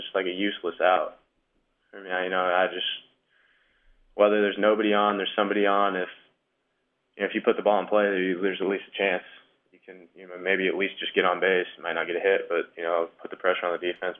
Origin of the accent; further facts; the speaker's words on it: Omaha, Nebraska, United States; growing up in Omaha